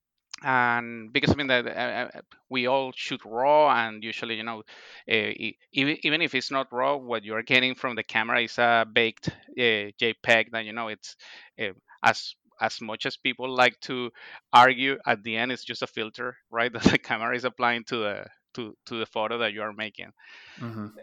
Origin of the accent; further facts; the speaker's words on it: Venezuela; moved away as an adult; also born or lived in Ohio, United States / Boston, United States; now in Niskayuna, United States; I am originally from Venezuela